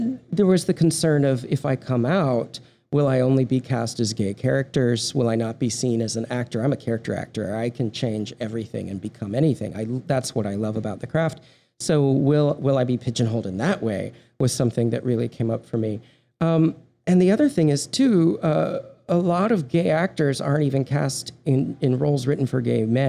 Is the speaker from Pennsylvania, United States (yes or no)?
no; Texas, United States; That and the fact that I am from Texas.